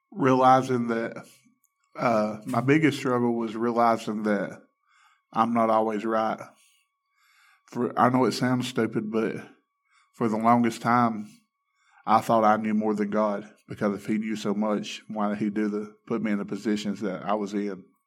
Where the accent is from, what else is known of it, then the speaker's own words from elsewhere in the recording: Alabama, United States; I grew up in Alabama